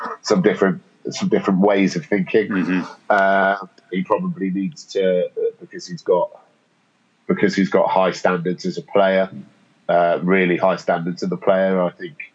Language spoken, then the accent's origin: English; England, United Kingdom; as an Englishman